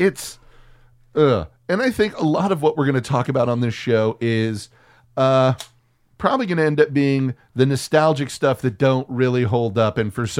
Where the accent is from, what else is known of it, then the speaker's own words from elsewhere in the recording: Texas, United States; Most of that growing up in Texas, what I can say for certain is anytime a güero